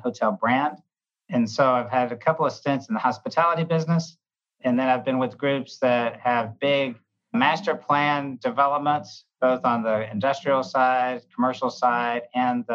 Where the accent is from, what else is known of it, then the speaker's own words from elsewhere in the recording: Atlanta, Georgia, United States; also born or lived in Birmingham, Alabama; I'm originally from Atlanta, Georgia